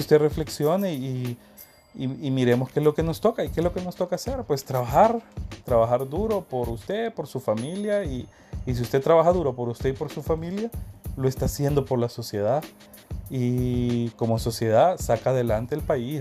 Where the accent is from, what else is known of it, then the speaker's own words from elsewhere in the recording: Honduras; los que estamos aquí